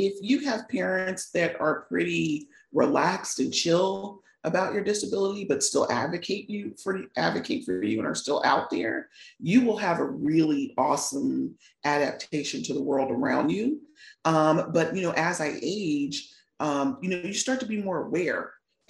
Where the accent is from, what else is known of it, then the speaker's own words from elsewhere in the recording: Virginia, United States; I was born and raised in Virginia. I'm still in Virginia, just outside of DC, about 45 minutes away